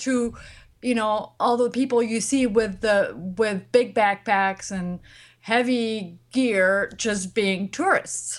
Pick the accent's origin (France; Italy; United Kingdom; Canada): France; moved away; I come from France